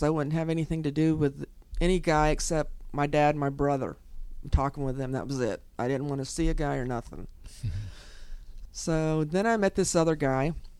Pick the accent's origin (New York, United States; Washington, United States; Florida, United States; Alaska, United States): Florida, United States; Kissimmee; I grew up in Kissimmee